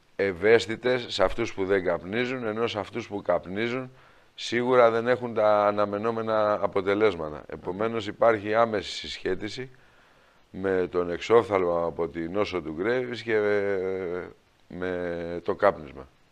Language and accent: Greek; Greece; επειδή είμαστε Έλληνες